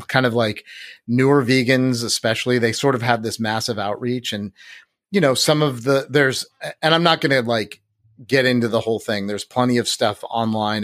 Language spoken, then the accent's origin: English; Santa Rosa, California, United States; I grew up in Santa Rosa